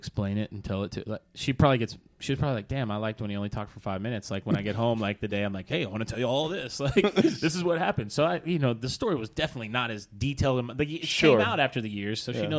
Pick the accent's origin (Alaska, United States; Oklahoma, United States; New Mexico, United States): Oklahoma, United States; moved away as an adult; now in Dallas, United States; I'm originally from Oklahoma.